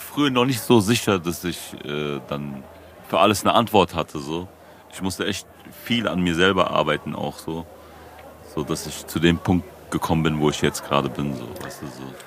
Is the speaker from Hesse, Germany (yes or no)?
yes; Frankfurt, Hesse, Germany; Ich bin ja hier in Frankfurt geboren und aufgewachsen